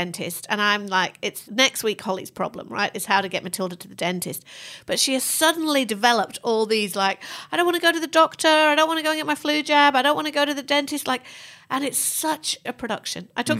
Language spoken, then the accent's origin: English; England, United Kingdom